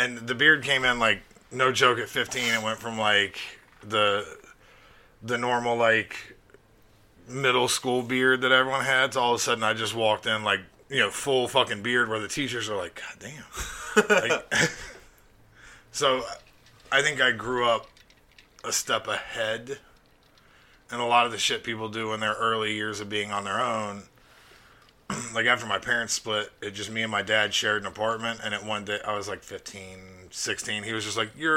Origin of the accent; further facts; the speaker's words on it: Phenix City, Alabama, United States; I grew up in Phoenix City, Alabama